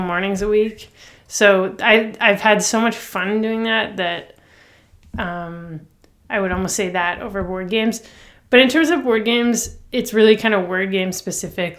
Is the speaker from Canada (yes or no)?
yes; Toronto, Ontario, Canada; I grew up, like, downtown Toronto